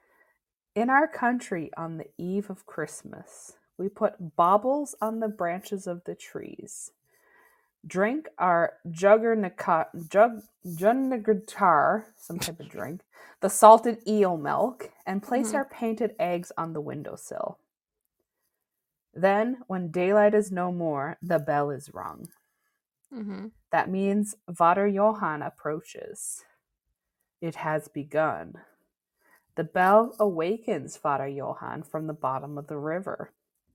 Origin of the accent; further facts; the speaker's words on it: Newfoundland and Labrador, Canada; I grew up in Newfoundland